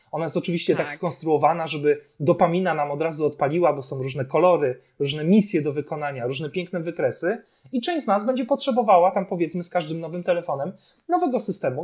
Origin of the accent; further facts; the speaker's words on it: Poland; Urodziliśmy się akurat tutaj, w tym kraju.